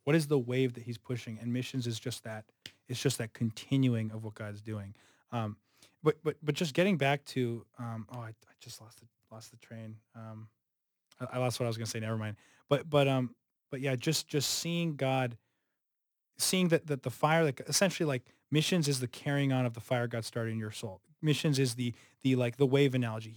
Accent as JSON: {"language": "English", "region": "Southern California", "country": "United States", "moved": "yes", "lives_now": "Chicago, United States", "said": "I'm from Southern California."}